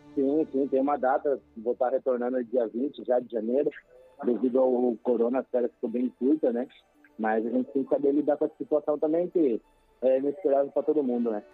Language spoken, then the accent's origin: Portuguese; Tatuí, São Paulo, Brazil; moved away as an adult; now in Japan; Cidade é nossa, Tatuí, Pé Vermelho aí